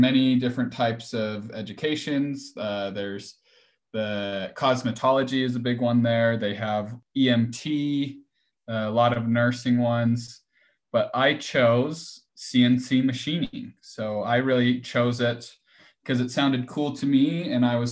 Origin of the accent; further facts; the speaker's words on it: Ogden, Utah, United States; I'm from Ogden, Utah.